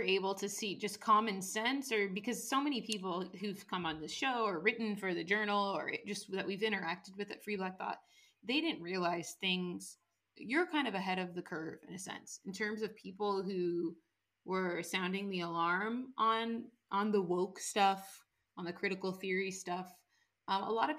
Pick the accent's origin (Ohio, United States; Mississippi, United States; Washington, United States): Washington, United States; my home state of washington